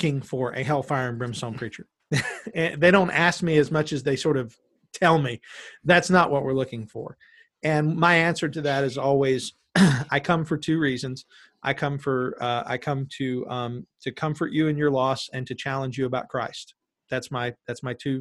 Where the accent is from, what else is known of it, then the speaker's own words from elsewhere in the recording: Callahan, United States; We're both from Callahan